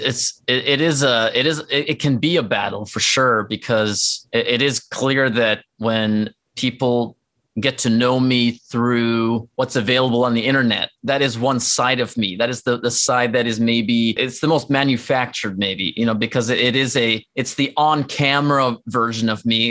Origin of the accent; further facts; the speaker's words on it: Norway; English is a second language; now in United States; I grew up in Norway. So, like, my family's there